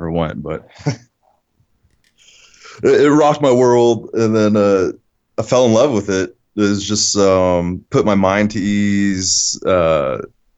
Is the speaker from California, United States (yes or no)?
yes; San Francisco Bay Area, California, United States; the place I grew up in the San Francisco area, and it was low income housing